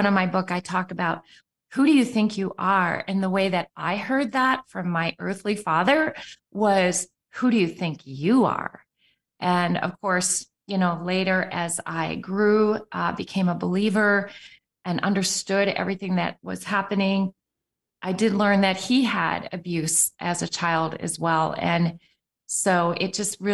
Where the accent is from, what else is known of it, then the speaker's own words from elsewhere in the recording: Appleton, Wisconsin, United States; also born or lived in Arizona / Sweden; I grew up in Appleton, Wisconsin, where Green Bay, Wisconsin is a suburb.